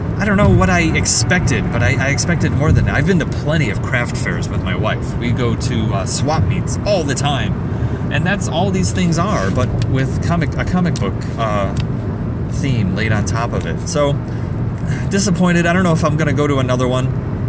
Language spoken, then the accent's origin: English; United States; as an American